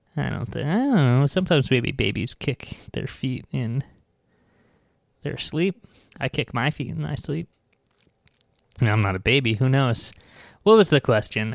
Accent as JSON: {"language": "English", "area": "Long Island", "region": "New York", "country": "United States", "tie": "born or raised there", "lives_now": "New York City, United States", "said": "I grew up on Long Island, which is like, you know, uh, my town was like, uh, an hour away from New York"}